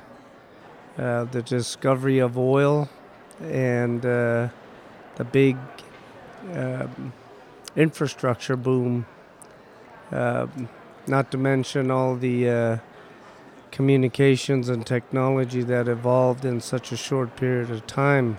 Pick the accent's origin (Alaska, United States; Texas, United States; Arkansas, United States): Alaska, United States; Utqiagvik; ever since I can remember, I've always lived in Barrow, Alaska, all my life. Raised by a single mother